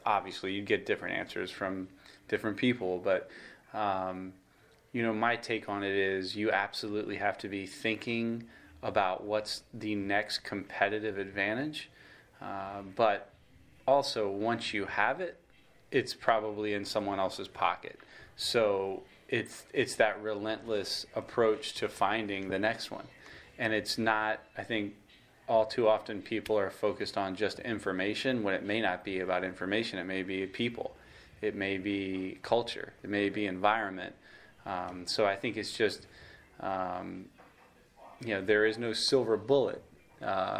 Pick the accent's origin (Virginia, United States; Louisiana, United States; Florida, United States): Florida, United States; Miami; I grew up in Miami, Florida